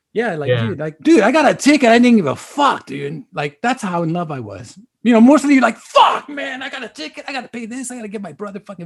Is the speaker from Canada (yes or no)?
no; Compton, California, United States; I'm from Compton.